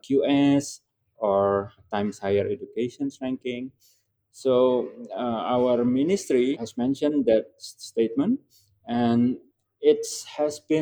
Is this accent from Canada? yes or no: no; Indonesia; Indonesia is not an English-speaking country, although English education has been given to many of the children since early age, but we are not English-speaking country